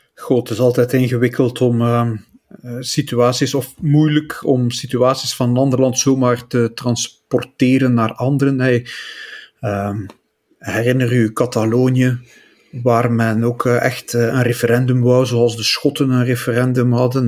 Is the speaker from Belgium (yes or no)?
yes; Flemings, Flanders, Belgium; Wij als Vlamingen